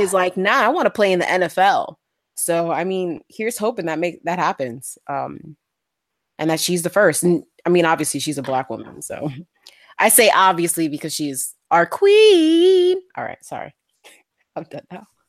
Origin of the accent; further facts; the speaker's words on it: New York City, New York, United States; I was born in the Bronx